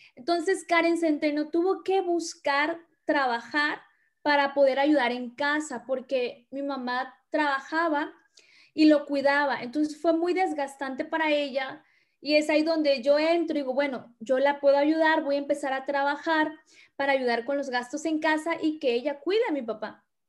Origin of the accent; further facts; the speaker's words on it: Tabasco, Mexico; moved away as an adult; now in Hermosillo, Mexico; originaria, soy del estado de Tabasco